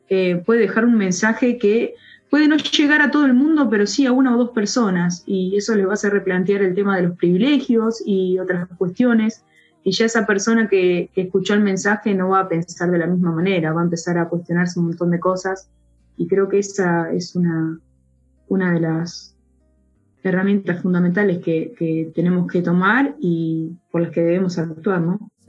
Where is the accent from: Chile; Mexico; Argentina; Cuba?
Argentina; mi pueblo natal de Calufú